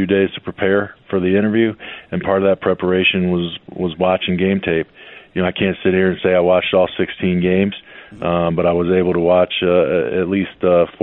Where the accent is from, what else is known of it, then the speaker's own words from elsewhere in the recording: Virginia, United States; moved away as an adult; also born or lived in Baltimore / Chicago / Philadelphia; growing up in Virginia area